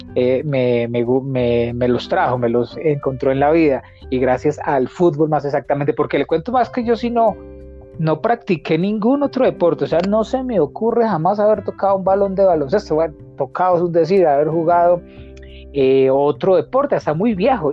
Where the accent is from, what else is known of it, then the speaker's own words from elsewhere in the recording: Manzanares, Caldas, Colombia; now in Manizales, Colombia; Cuando me vine de Manzanares, de la casa de mi mamá